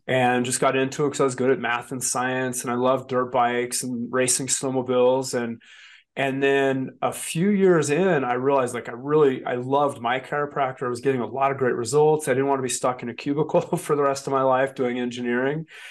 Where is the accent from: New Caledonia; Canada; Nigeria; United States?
United States; Wyoming; also born or lived in Colorado / Montana; I was this kid from Wyoming